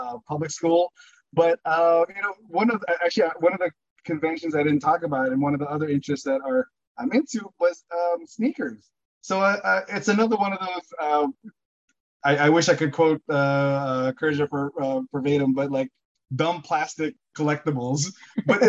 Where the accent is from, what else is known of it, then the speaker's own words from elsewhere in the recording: Burbank, California, United States; growing up in Burbank.